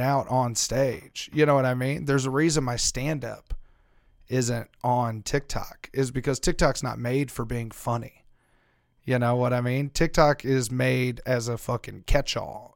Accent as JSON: {"language": "English", "region": "Louisiana", "country": "United States", "tie": "born or raised there", "moved": "yes", "said": "I grew up in Louisiana."}